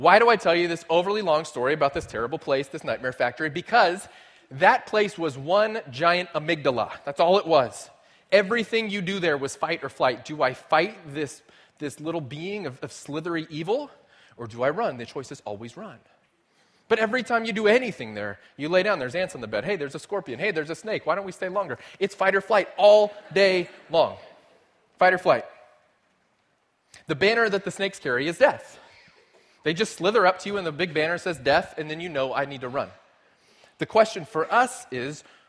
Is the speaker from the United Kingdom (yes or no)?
no; South Texas, United States; moved away; my grandparents had a farm when I was growing up in South Texas